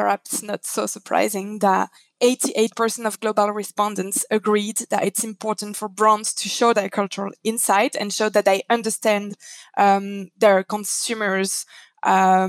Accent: Belgium; I'm from Belgium.

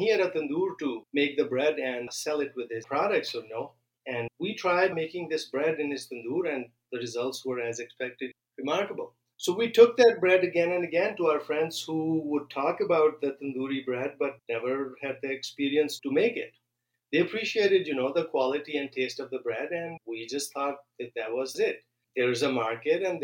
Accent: Pakistan; also born or lived in Illinois; now in Minnesota, United States; where I grew up in Pakistan

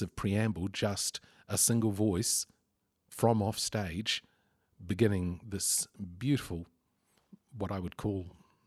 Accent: Lower Hutt, Wellington, New Zealand; I grew up in the Hutt Valley, and early high school years were a bit rough around the edges

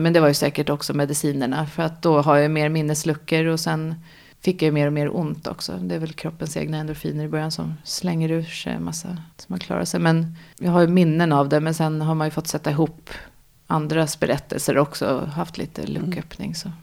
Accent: Nynäshamn, Stockholm County, Sweden; also born or lived in France / Austria; jag kommer från Nynäshamn eh, och är också uppvuxen i Nynäshamn och bor fortfarande utanför Nynäshamn.

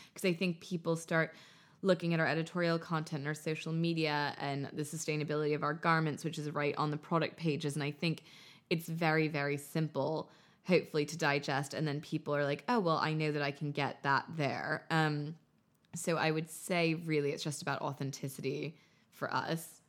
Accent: United States; moved away as an adult; also born or lived in Paris; now in London, United Kingdom; growing up in America

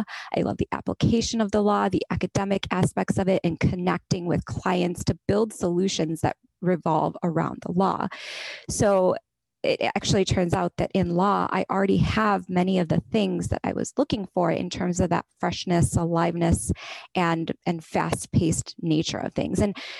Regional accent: India; raised in a male-dominated culture, but also professionally, I've always been the minority, whether it's as an Indian woman or just as a woman generally.

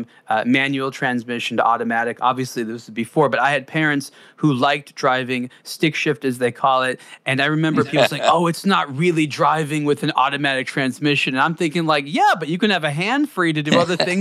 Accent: Southern California, United States; I grew up in Southern California, the birthplace of the freeway, driving fast

